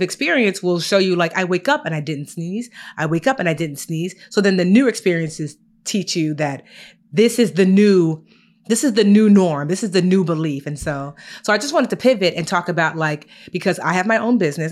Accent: Newark, New Jersey, United States; I was born in Newark, New Jersey, brick city

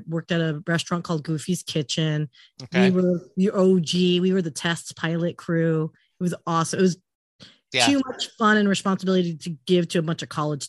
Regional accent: California, United States; I actually, growing up in Southern California, I had almost like everyone has a rite of passage almost to work at Disneyland.

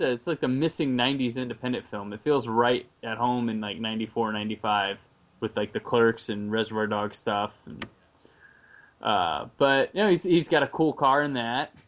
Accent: United States; I'm American.

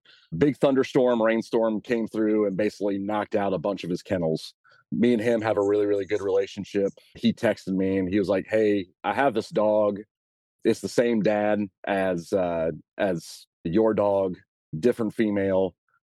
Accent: Winston-Salem, North Carolina, United States; So I'm from Winston-Salem, North Carolina, pretty much born and bred North Carolina.

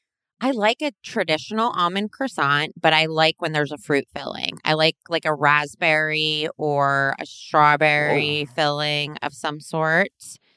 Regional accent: New Jersey, United States; also born or lived in Chicago; now in Los Angeles, United States; Yeah, I'm originally from New Jersey, moved to Chicago, started comedy there, and then moved out here.

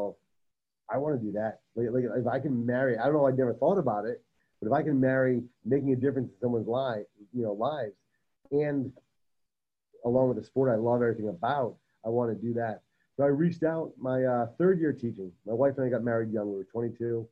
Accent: Rhode Island, United States; moved away as an adult; also born or lived in New Hampshire; now in Coronado, United States; I'm born and raised in Rhode Island, but went to college in New Hampshire

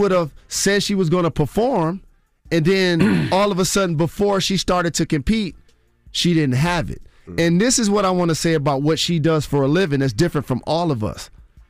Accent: Detroit, Michigan, United States; I'm from Detroit.

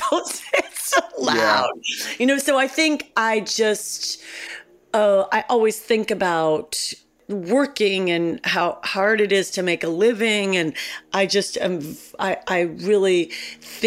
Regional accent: Cleveland, Ohio, United States; moved away; I was a girl from Cleveland

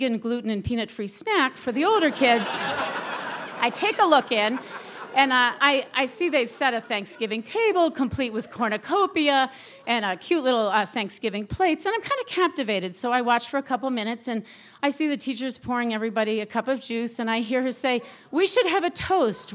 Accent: New England, United States; I'm from New England

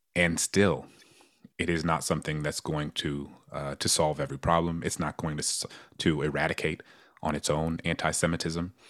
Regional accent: New Orleans, Louisiana, United States; my hometown in New Orleans

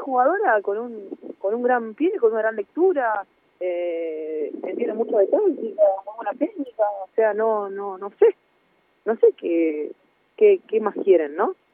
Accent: Argentina; now in Granada, Spain; soy Argentina

